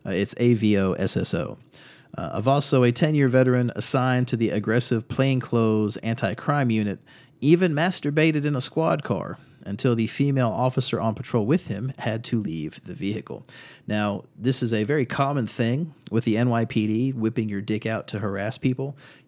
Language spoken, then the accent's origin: English; North Carolina, United States; Out of North Carolina, we've got a lot of stories in my home state.